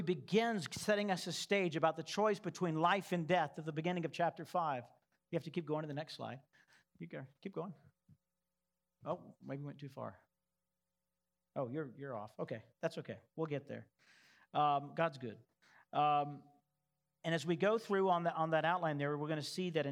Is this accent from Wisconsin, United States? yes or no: no; Texas, United States; moved away; I'm from Texas